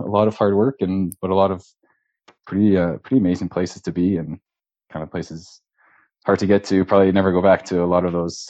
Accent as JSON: {"language": "English", "town": "London", "region": "Ontario", "country": "Canada", "tie": "born or raised there", "also_born_or_lived": "Ottawa / Jasper", "moved": "yes", "said": "Well, I'm originally from London, Ontario. So I was born there. I'm 31 years old. Went to school in Ottawa."}